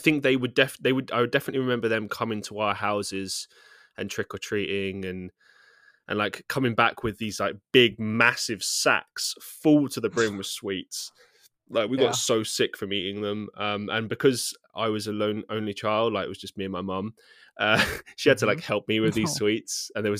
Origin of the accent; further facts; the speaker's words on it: England, United Kingdom; Like, I think most people growing up in England do.